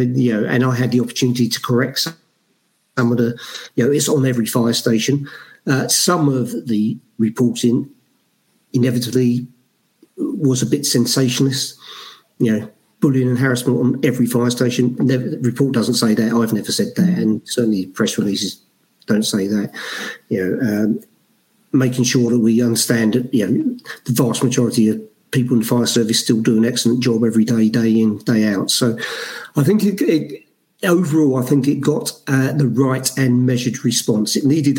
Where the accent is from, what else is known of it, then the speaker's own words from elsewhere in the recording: Brixton, London, United Kingdom; We talked about the police a lot growing up in Brixton in the 80s and things like that, never talked about a fire service.